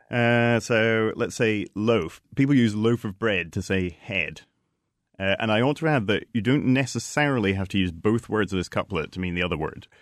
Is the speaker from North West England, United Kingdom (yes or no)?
no; Edinburgh, Scotland, United Kingdom; moved away; also born or lived in London; I grew up in Edinburgh. I lived in London for ten years